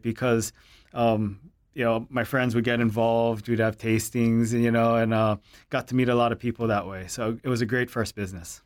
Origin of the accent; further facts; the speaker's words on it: Hilo, Hawaii, United States; growing up in Hilo